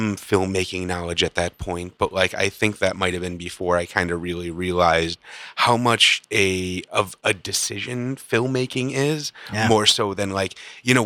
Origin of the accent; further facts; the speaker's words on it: Midwest, United States; I'm from the Midwest